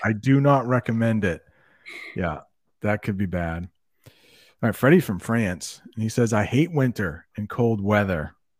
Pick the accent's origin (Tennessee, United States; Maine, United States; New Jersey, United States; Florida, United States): Maine, United States; accent: American; I grew up in Maine where it's really cold